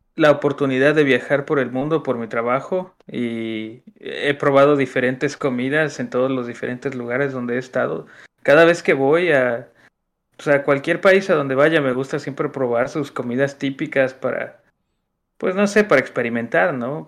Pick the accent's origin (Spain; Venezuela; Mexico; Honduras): Mexico; Xalapa, Veracruz; tú y yo somos de Jalapa, así es que sabemos lo que hay en Jalapa, en Veracruz